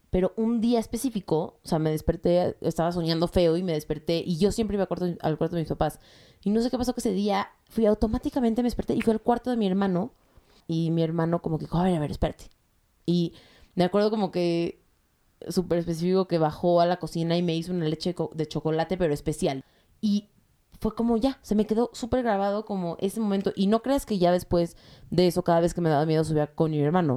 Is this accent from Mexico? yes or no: yes; Mexico; soy de México y soy judía